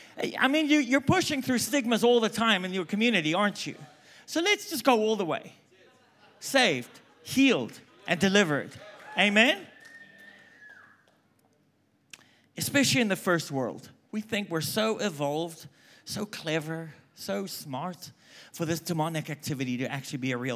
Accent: South Africa; moved away as an adult; also born or lived in England; now in United States; I'm South African, if you haven't picked up by now. I lived there for like 22 years. I've lived in England for 2 years. I've lived in America for 22 years. I don't even know what my accent is.

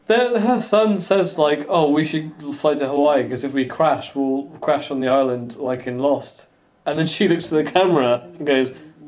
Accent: United Kingdom; we are British

